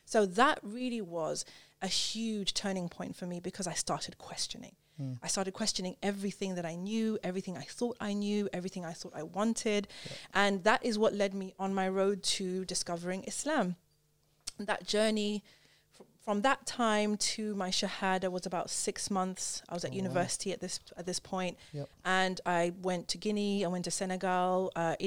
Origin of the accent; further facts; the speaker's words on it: Zimbabwe; also born or lived in United Kingdom; I grew up in Zimbabwe